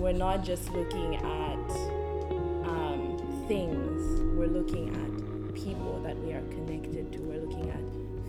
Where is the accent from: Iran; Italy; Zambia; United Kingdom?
Zambia; moved away as an adult; also born or lived in California; now in United States; I am from Zambia, and I've been in the US since 2018 because I did my undergrad in California.